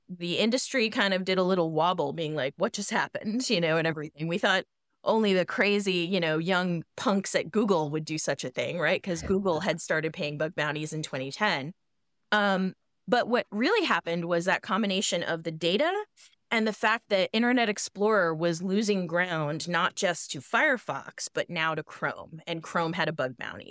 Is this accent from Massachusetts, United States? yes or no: yes; Boston, Massachusetts, United States; I grew up in Boston